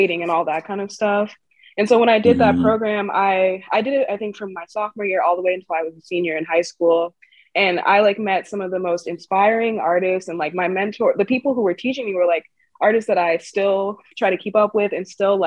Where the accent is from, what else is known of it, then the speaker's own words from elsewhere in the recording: Chicago, Illinois, United States; I grew up in Chicago